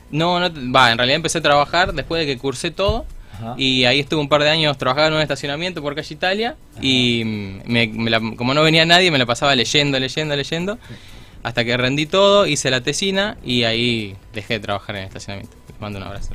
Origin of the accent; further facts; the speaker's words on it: Villa Cañas, Santa Fe, Argentina; moved away as an adult; now in Rosario, Argentina; yo soy de Villa Cañas, del sur de Santa Fe